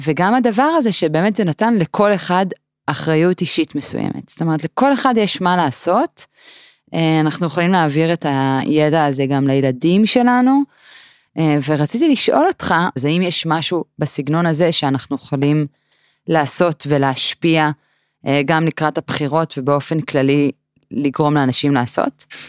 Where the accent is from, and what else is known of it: Israel